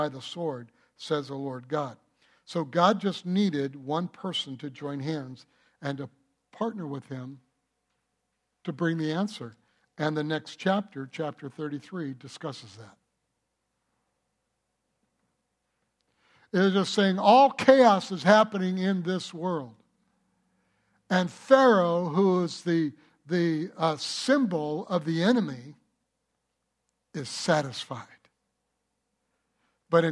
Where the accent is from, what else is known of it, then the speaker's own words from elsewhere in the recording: United States; I'm not from Germany. I'm from the United States of America, of German descent